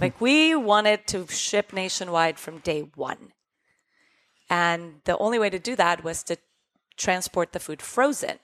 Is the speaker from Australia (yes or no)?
no; Costa Rica; moved away; we grew up in Costa Rica